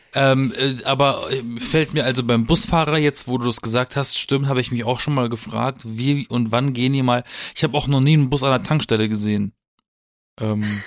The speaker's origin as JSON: {"language": "German", "town": "Baden-Baden", "region": "Baden-Württemberg", "country": "Germany", "tie": "born or raised there", "moved": "yes", "said": "in meiner Heimat, äh, das im Schwarzwald alles, ne, mit Bergen umzingelt und alles"}